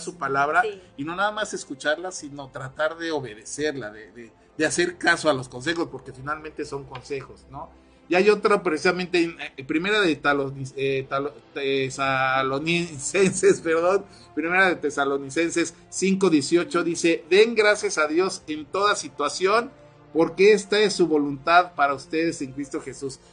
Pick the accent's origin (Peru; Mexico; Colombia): Mexico; Ciudad del Carmen, Campeche; nuestros queridísimos paisanos ahí en Ciudad del Carmen, de donde yo soy, soy Carmelita